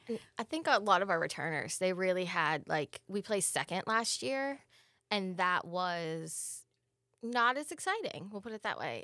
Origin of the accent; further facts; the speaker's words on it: Pennsylvania, United States; moved away; I'm from the Pennsylvania area